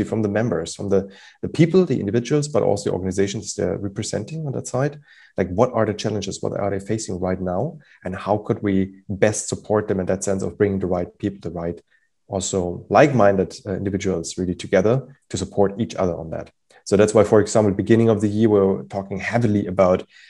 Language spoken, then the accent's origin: English; Germany; moved away; I'm originally from Germany